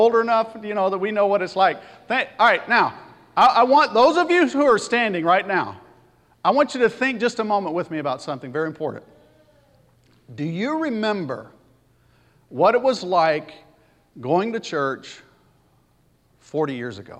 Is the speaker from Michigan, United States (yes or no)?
yes; Pontiac, Michigan, United States; also born or lived in Birmingham, Alabama; My story goes back to Pontiac, Michigan. I was born in Birmingham, Alabama, lived there 6 weeks. My family decided it'd be better if we lived in Michigan